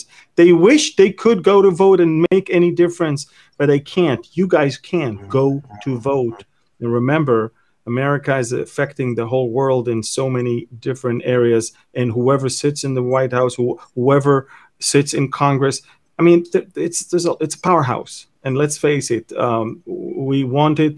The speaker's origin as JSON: {"language": "English", "country": "Israel"}